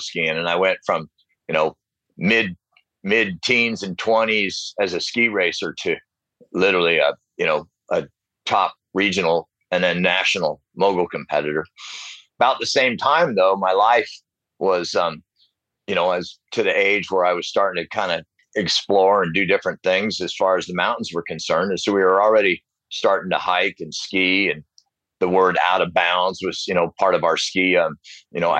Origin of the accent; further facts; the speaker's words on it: South Lake Tahoe, California, United States; I grew up in South Lake Tahoe, so I was exposed to all the hot dogging of the 70s